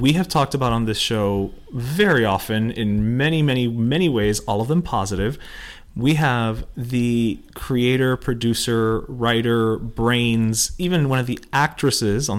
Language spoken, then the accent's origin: English; Miami, Florida, United States; We're from Miami